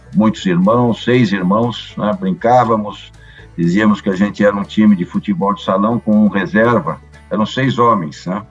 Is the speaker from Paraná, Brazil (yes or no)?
yes; Londrina, Paraná, Brazil; moved away; also born or lived in Bandeirantes, Paraná; eu sou do interior do Paraná, do norte do Paraná, o chamado pé vermelho, né, terra roxa. É, E, e, vivi no Paraná por muitos anos, né, na cidade de Bandeirantes, onde eu fui nascido. É, me criei em Londrina